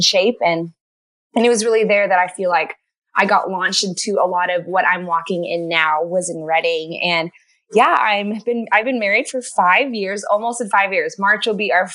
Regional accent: Canada; moved away as an adult; also born or lived in California; I'm from Canada. I'm not actually American. I'm married American. So I grew up in a Christian home up in Canada

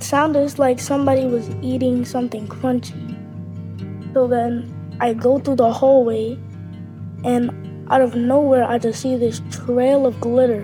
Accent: New York City, New York, United States; I'm 9 years old, and I'm from Brooklyn

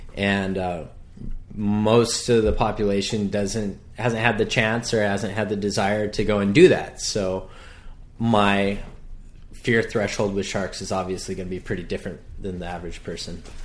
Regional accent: North Shore, Hawaii, United States; born and raised on the North Shore

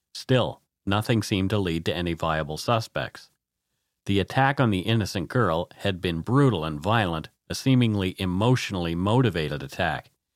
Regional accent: Canada; We are ordinary Canadian schmucks

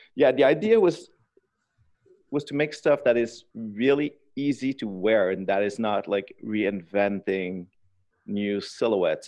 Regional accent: Quebec City, Quebec, Canada; also born or lived in Inverness, Quebec; the factory in my hometown in Quebec City

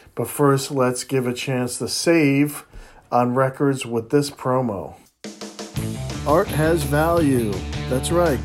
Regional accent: East Coast, United States; I grew up on the East Coast

